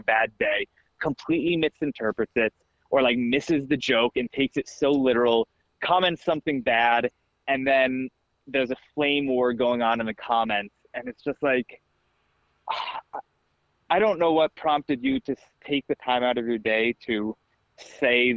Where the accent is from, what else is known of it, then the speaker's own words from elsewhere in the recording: Virginia, United States; growing up in Virginia in high school